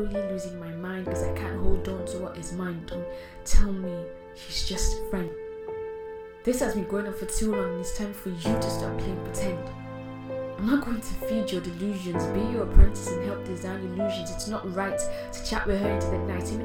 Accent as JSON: {"language": "English", "country": "Nigeria", "said": "As a Nigerian spoken word artist"}